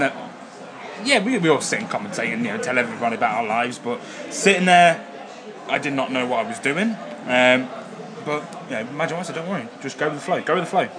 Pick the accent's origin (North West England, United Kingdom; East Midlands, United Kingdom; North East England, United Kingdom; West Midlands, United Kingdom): East Midlands, United Kingdom; Derby; I'm from Derby. Yeah, I'm from Derby.